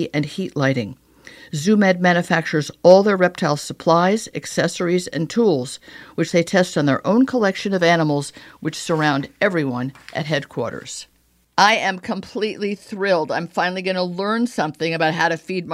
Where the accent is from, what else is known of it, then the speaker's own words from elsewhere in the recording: Connecticut, United States; I grew up in Connecticut